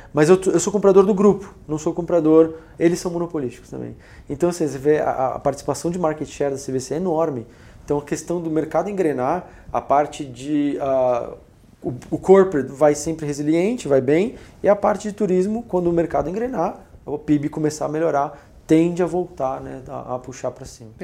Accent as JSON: {"language": "Portuguese", "country": "Brazil", "said": "Nós somos brasileiros"}